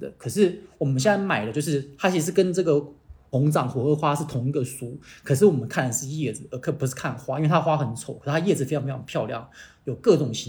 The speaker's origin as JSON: {"language": "Chinese", "region": "Kaohsiung", "country": "Taiwan", "said": "然后呃，我来自台湾高雄。"}